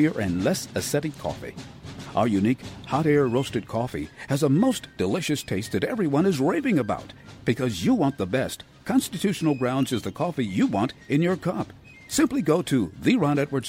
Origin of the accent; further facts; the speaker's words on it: Cleveland, Ohio, United States; growing up in Cleveland, one of the highlights of the Christmas season was the annual trek to the Lowe's Theater